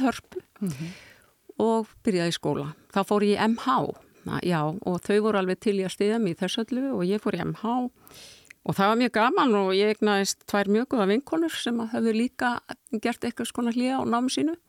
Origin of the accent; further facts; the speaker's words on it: Reykjavík, Capital Region, Iceland; svo flyttum við í Norðurmýruna þegar ég er svona eitthvað rétt rúmlega tvekkjára